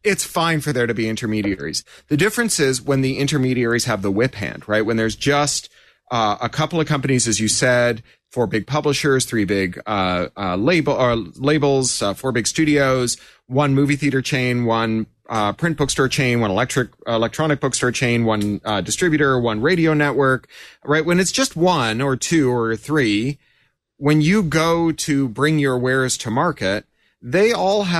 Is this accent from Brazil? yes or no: no; Toronto, Ontario, Canada; growing up in Toronto